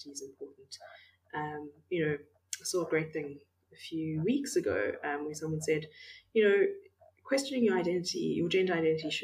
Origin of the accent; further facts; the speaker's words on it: Makanda, Illinois, United States; moved away; I've recently moved back to my hometown of Makanda